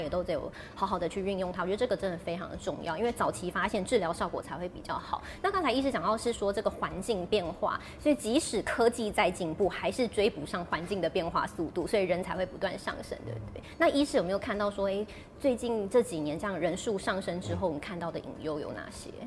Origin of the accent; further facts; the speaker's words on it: Taiwan; 我们台湾人